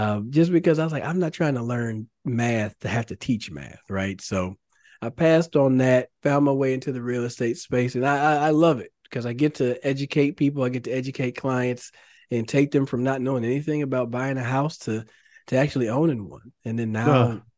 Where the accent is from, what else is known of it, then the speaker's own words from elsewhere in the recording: Carrollton, Texas, United States; I grew up in the Dallas area, so I grew up in Carrollton.